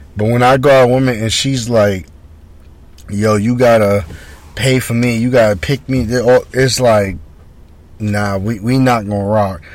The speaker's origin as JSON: {"language": "English", "town": "Roosevelt", "region": "New York", "country": "United States", "said": "I'm from Roosevelt."}